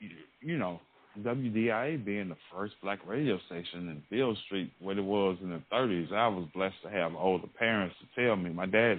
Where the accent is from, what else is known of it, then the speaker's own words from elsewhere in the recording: Memphis, Tennessee, United States; me being a DJ growing up in Memphis